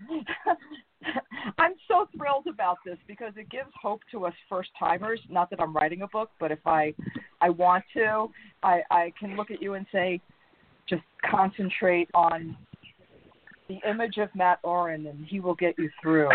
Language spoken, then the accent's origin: English; New York, United States; moved away; also born or lived in North Carolina / Reno, Nevada; I was born in New York, raised in New York, moved to North Carolina